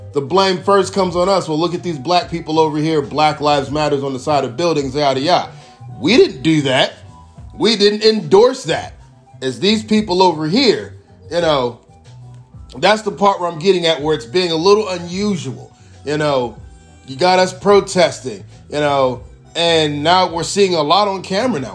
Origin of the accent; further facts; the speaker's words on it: United States; as an American